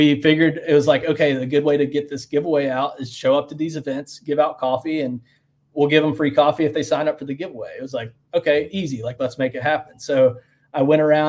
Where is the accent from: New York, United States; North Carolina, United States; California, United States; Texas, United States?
North Carolina, United States; Western; also born or lived in Mint Hill, North Carolina; I growing up in Western North Carolina